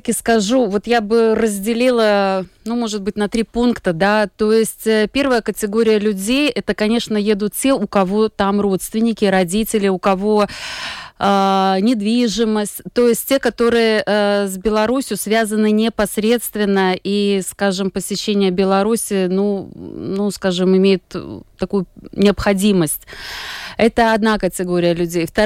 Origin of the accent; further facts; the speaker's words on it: Latvia; also born or lived in Belarus; я гражданка Латвии, я здесь э, выросла, всю жизнь прожила. По корням я этническая белоруска. У меня а, мама э, родилась, э, выучилась в Беларуси, а потом в советское время приехала в Латвию